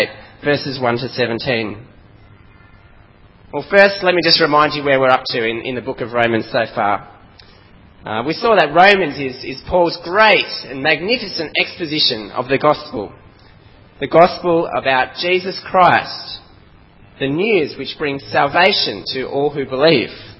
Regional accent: Australia; accent: strong Aussie; my strong Aussie accent

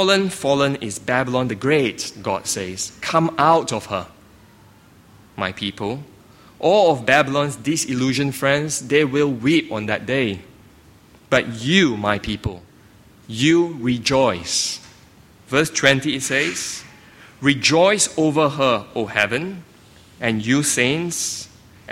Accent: Singapore; moved away; I grew up in Singapore

